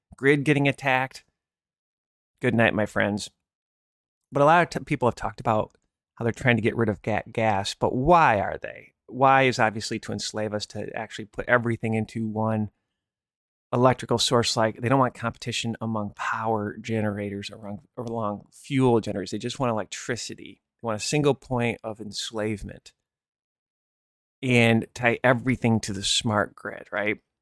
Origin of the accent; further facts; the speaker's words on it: Michigan, United States; I grew up in Michigan